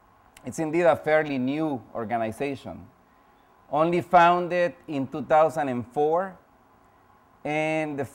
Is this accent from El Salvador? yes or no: yes; El Salvador; now in United States; I'm indeed an immigrant myself, born and raised in El Salvador